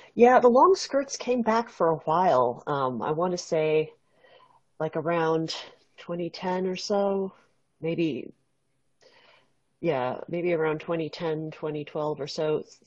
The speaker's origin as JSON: {"language": "English", "area": "West Coast", "region": "California", "country": "United States", "tie": "born or raised there", "said": "growing up on the West Coast"}